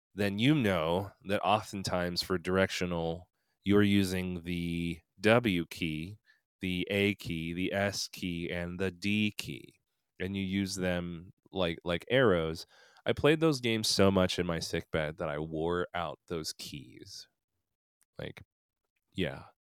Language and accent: English; Philadelphia, Pennsylvania, United States; also born or lived in Korea; becoming a priest in the Episcopal Church in my hometown of Philadelphia